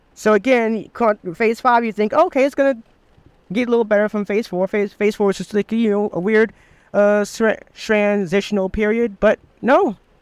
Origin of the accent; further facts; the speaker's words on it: Michigan, United States; I'm from Michigan